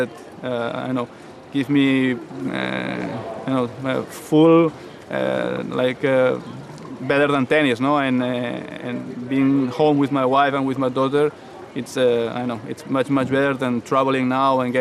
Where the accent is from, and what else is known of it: Barcelona, Catalonia, Spain